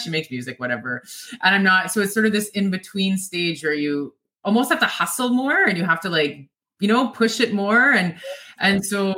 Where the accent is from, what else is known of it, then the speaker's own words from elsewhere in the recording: Swan Lake, Manitoba, Canada; also born or lived in Opaskwayak Cree Nation (OCN); I was adopted, so I grew up in Swan Lake